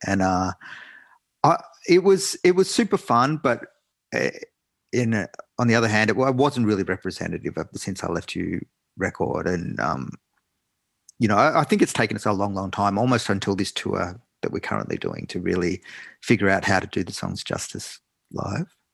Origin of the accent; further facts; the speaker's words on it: Australia; I was a kid growing up in Australia